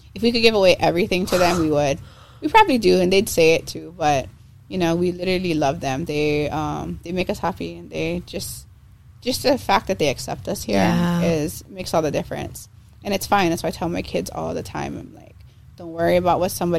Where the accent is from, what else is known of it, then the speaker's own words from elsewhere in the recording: Kailua, Hawaii, United States; I call Kailua my hometown because I've gone to all schools in Kailua.